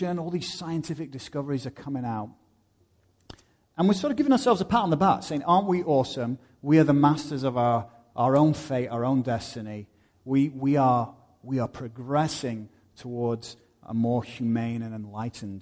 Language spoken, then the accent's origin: English; United Kingdom; moved away; I go back to my home country of the UK